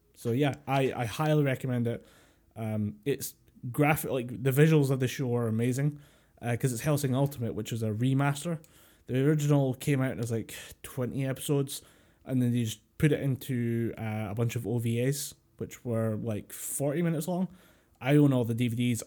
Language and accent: English; Scotland, United Kingdom